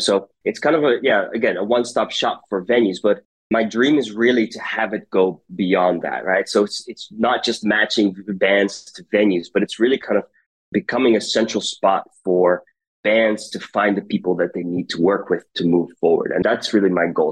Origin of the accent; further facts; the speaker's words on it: United States; now in Rotterdam, Netherlands; I grew up in the United States. That maybe kind of gives away my accent